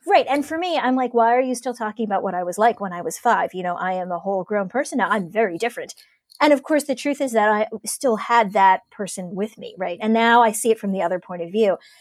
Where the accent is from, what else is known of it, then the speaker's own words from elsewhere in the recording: Cleveland, Ohio, United States; moved away; growing up in Ohio, and particularly in Cleveland in the nineties